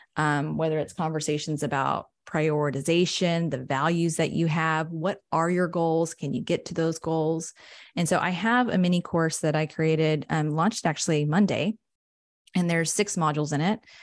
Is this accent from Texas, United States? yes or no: yes; San Angelo, Texas, United States; also born or lived in Austin; I'm from San Angelo. It's like a small central West Texas town